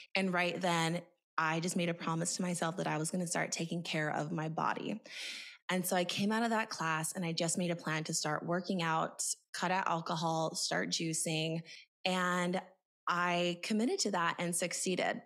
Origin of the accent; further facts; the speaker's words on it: Montana, United States; moved away; also born or lived in Boise, Idaho / California; I grew up in Montana, and I say that because I grew up in a very small town